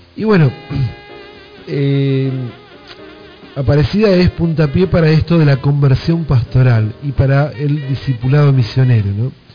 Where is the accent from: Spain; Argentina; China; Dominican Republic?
Argentina; Buenos Aires Province; accent: bonaerense; yo desde, Argentina hablo como, como, este, como bonaerense, como argentino